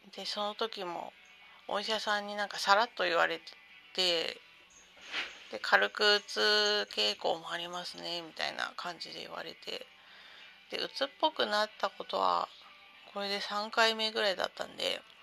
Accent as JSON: {"language": "Japanese", "town": "Sendai", "region": "Miyagi", "country": "Japan", "tie": "born or raised there", "moved": "yes", "said": "私は仙台の生まれなので"}